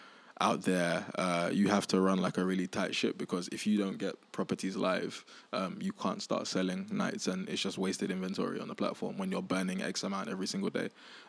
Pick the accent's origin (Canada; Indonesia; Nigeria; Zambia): Nigeria; And then I was like, look, I'm Nigerian. Like, there's a lot happening in Nigeria at the moment.